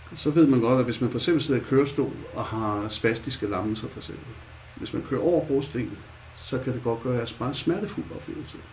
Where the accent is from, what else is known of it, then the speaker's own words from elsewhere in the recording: Copenhagen, Capital Region of Denmark, Denmark; som I nok kan høre, så er jeg jo født i København. jeg kommer jo inde fra det mørke Nørrebro, Vesterbro.